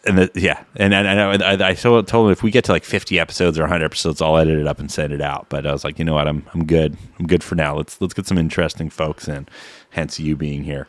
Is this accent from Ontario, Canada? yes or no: yes; Peterborough, Ontario, Canada; I know C K V R because I grew up in Peterborough